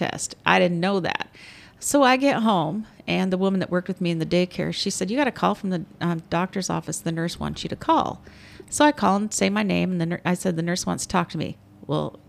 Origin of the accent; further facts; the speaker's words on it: Raymond, Washington, United States; growing up in a small town. I'm from Raymond, you know, and it's just a little logging town